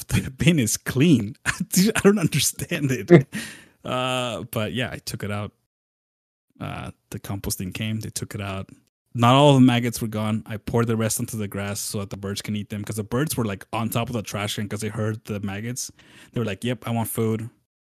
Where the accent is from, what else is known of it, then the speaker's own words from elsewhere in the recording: Southwest, United States; moved away; I come from the Southwest